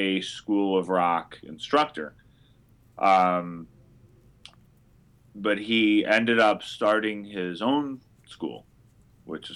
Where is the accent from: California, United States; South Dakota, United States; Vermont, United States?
California, United States; Berkeley; moved away as an adult; also born or lived in New York; I was raised in Berkeley, California